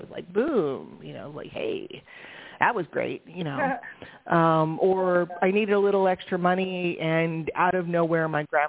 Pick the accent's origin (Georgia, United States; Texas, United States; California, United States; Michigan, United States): California, United States; San Francisco; I grew up in San Francisco